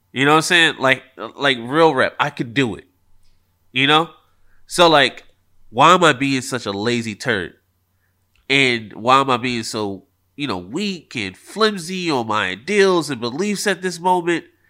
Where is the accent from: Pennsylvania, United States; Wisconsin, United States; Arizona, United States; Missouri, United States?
Pennsylvania, United States; Philadelphia; I am from Philly